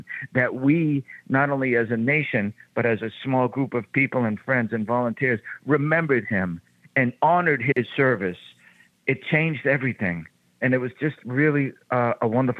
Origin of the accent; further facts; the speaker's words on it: Boston, Massachusetts, United States; So Southie is the neighborhood in which I grew up in Boston